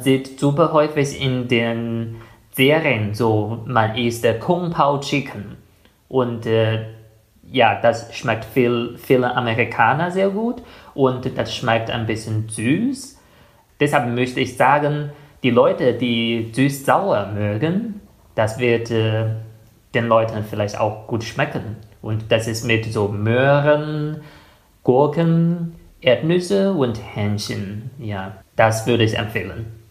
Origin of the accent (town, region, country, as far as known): China; German is a second language; now in Germany